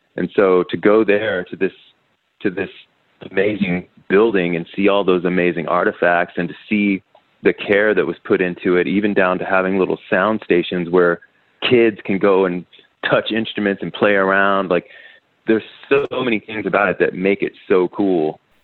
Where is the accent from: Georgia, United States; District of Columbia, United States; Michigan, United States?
District of Columbia, United States; Washington; I'm from the other Washington, the D.C. one